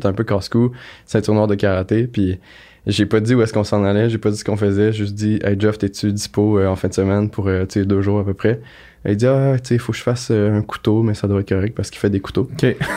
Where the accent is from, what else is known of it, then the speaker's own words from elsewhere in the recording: Granby, Quebec, Canada; je viens de Grimby.